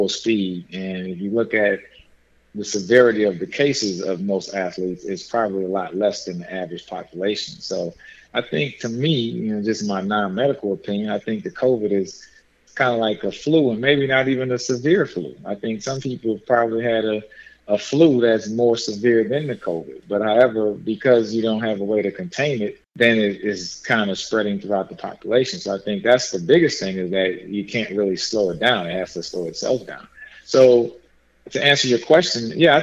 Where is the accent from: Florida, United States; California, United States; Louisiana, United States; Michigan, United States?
Louisiana, United States; New Orleans; moved away; I'm from New Orleans